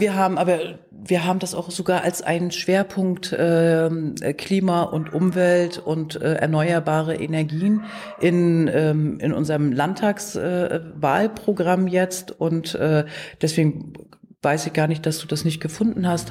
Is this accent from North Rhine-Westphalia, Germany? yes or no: no; Wismar, Mecklenburg-Vorpommern, Germany; also born or lived in Leipzig; Ich komme aus Mecklenburg-Vorpommern, ich bin in Wismar geboren worden